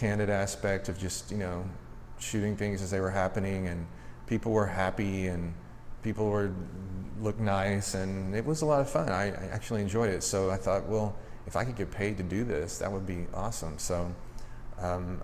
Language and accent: English; Austin, Texas, United States; also born or lived in Sugar Land, Texas; I was from Austin, so I was the tree hugger that moved to Sugar Land.